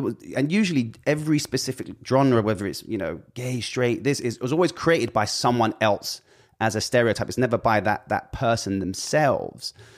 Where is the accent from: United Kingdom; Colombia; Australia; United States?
United Kingdom; being British